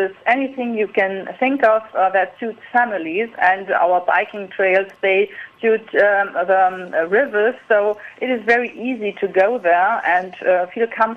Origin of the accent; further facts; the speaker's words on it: Thuringia, Germany; English is a second language; We're from Thuringia